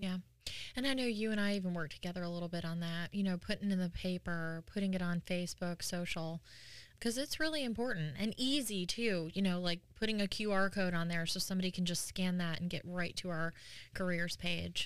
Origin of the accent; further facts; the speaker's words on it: New York, United States; now in North Carolina, United States; I'm from New York originally, and we didn't have, like, college rivalries